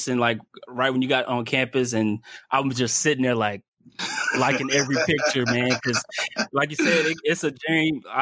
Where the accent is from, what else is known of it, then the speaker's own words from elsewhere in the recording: Killeen, Texas, United States; I'm from Killeen, Central Texas